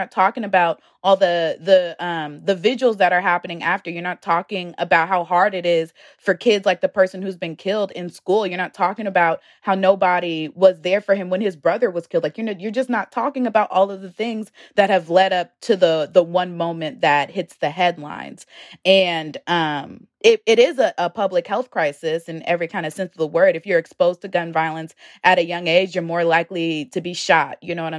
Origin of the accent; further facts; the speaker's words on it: Richmond, Virginia, United States; You know, I'm from Richmond, and I would see stories about gun violence in the city happening.